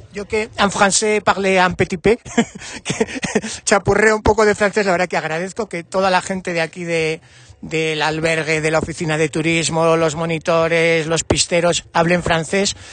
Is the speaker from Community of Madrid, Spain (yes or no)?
no; Navarre, Spain; como Navarro